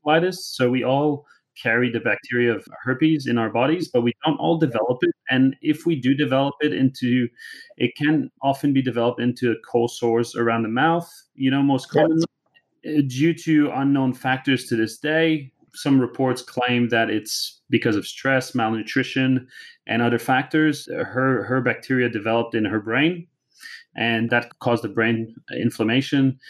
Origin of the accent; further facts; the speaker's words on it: Canada; accent: Canadian; moved away as an adult; now in Australia; you still can hear my Canadian accent